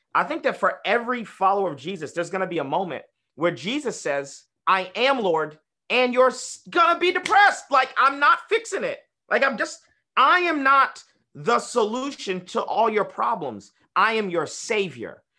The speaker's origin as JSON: {"language": "English", "country": "United States", "said": "we're just American"}